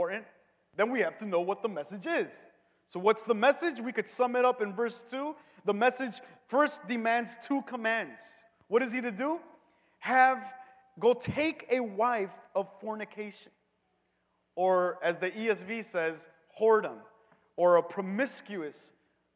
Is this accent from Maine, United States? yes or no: no; Cicero, Illinois, United States; I grew up in Cicero. This is to me the biggest hood I've grown up